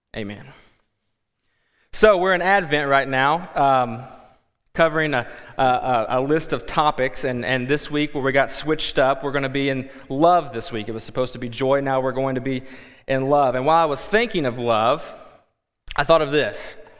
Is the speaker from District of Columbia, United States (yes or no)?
no; Kentucky, United States; moved away as an adult; also born or lived in Texas / Quad Cities; now in Davenport, United States; we are originally from Kentucky, and then by way of Kentucky to Texas to the Quad Cities